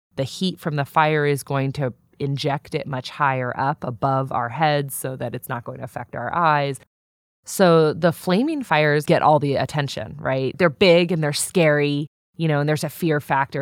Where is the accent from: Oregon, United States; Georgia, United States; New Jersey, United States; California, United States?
California, United States; San Diego; moved away as an adult; I grew up in San Diego